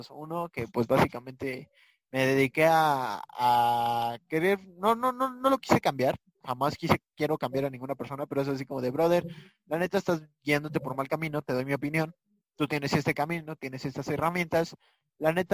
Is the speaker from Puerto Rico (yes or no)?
yes; Puerto Rico; se decía desde de que yo vivía en la calle, yo me crié en Puerto Rico